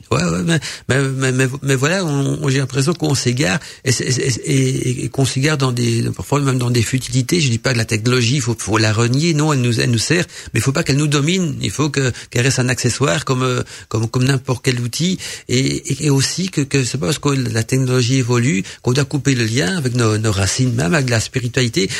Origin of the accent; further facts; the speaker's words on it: Belgium; accent: Belgian; avec mon accent belge